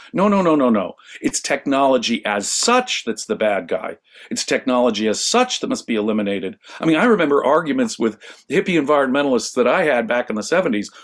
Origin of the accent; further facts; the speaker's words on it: Los Angeles, California, United States; I grew up in Los Angeles